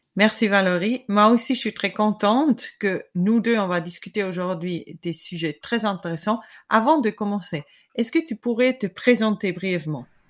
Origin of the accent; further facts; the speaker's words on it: German-speaking Switzerland, Switzerland; French is a second language; je suis suisse allemande